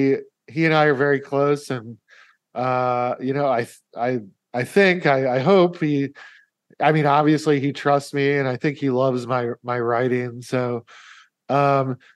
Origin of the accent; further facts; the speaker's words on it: Omaha, Nebraska, United States; I was living in Omaha, which is my hometown